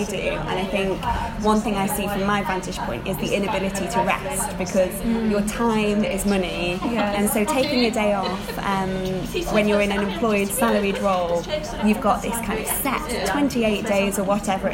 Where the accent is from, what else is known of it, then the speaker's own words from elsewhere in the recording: Chesterfield, East Midlands, United Kingdom; accent: northern; now in London, United Kingdom; I'm from the north of England. I would have actually said the Midlands before I moved to London, because it is technically, it's a place called Chesterfield in Derbyshire